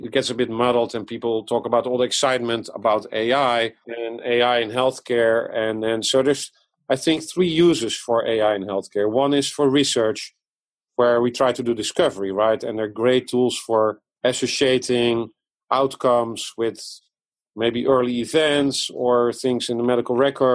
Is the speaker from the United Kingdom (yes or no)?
no; Netherlands; English is a second language; moved away as an adult; also born or lived in Amsterdam, Netherlands / Japan / France; now in Iowa, United States; As you can hear from my accent, I was born abroad in the Netherlands. I came here from Amsterdam to Iowa now 15 years ago